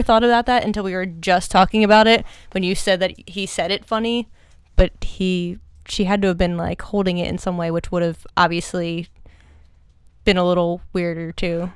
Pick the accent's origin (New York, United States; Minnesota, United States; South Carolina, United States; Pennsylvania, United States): Pennsylvania, United States; outside of Philadelphia; grew up outside of Philly